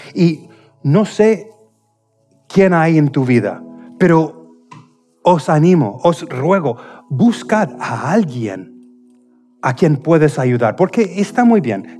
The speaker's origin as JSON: {"language": "Spanish", "region": "Indiana", "country": "United States", "second_language": "Spanish", "moved": "yes", "said": "de mi tierra, justamente del estado de Indiana, de donde, de donde, soy"}